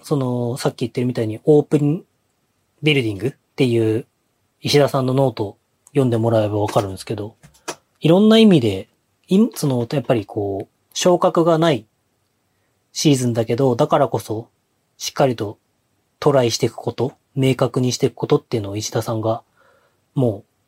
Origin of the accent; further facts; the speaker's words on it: Hokkaido, Japan; どさんこっぽい